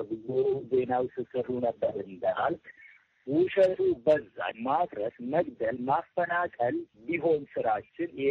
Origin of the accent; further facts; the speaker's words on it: Oromia, Ethiopia; ከህወሀት ጋር ያልጨረስነው ቢዝነስ አለን እንደ ኦሮሞ ህዝብ።